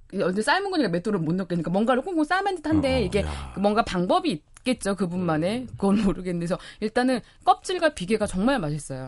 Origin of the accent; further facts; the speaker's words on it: Jeolla, South Korea; 제가 전라도에서 자라서